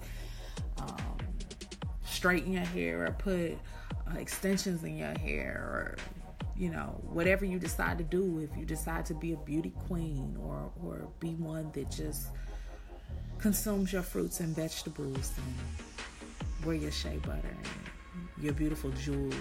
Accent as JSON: {"language": "English", "town": "Kansas City", "region": "Missouri", "country": "United States", "tie": "born or raised there", "also_born_or_lived": "Atlanta, Georgia / Houston, Texas", "moved": "as an adult", "said": "I'm from Kansas City, Missouri, born and raised"}